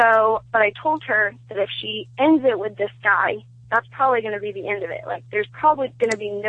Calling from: Oklahoma, United States; from Oklahoma.

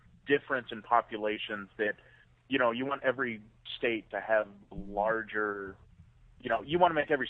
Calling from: Arizona, United States; I'm calling from Arizona.

